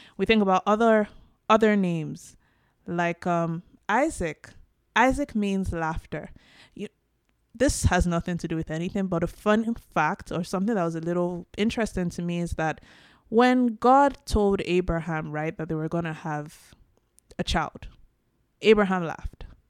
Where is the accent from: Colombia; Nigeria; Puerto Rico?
Nigeria; now in Canada; Now, I'm Nigerian. I'm African from Nigeria, the Yoruba tribe specifically